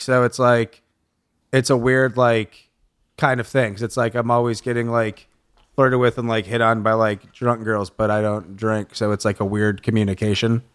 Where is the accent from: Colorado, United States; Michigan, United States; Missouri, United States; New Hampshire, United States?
Michigan, United States; Lansing; now in Los Angeles, United States; I'm from Lansing, Michigan